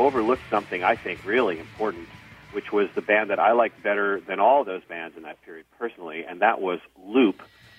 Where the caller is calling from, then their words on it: Berkeley, California, United States; I'm calling from Berkeley, California